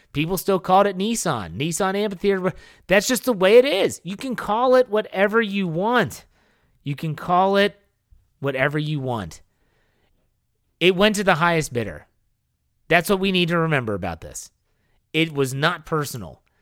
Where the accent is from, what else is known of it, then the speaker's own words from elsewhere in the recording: Wheeling, West Virginia, United States; growing up in Wheeling